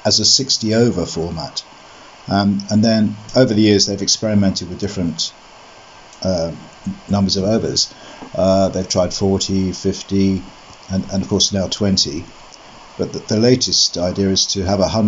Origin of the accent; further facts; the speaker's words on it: Sussex, South East England, United Kingdom; moved away as an adult; also born or lived in Bath; now in Worcester, United Kingdom; I come from Sussex, and I spent the first 40 years of my life in Sussex.